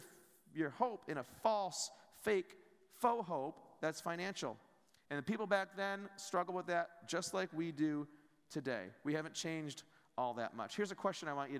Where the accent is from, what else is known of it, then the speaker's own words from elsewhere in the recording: United States; as Americans, maybe we don't feel all that privileged and prideful about being American